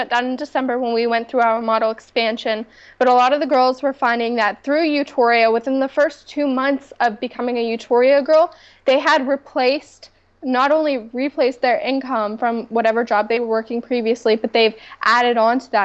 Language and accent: English; Pittsburgh, Pennsylvania, United States; my hometown of Pittsburgh, Pennsylvania.